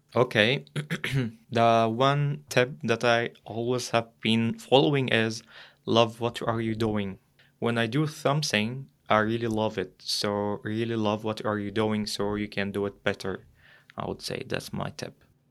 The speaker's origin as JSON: {"language": "English", "country": "Egypt", "moved": "as an adult", "lives_now": "Germany", "said": "I'm from Egypt and, like, Europe is just a, a new continent for me."}